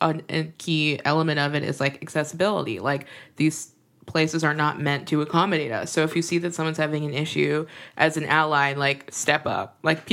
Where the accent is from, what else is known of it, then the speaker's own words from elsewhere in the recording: Minneapolis, Minnesota, United States; moved away; my hometown of Minneapolis